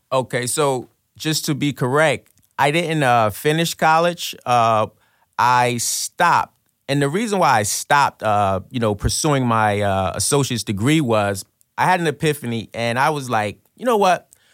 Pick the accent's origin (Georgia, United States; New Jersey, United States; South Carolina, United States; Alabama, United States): New Jersey, United States; Trenton; I'm from Trenton, New Jersey. I grew up, um, in a drug-infested, violent neighborhood